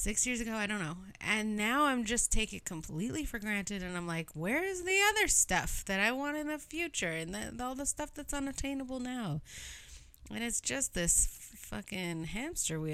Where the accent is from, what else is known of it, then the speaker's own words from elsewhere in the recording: Canada; I'm Canadian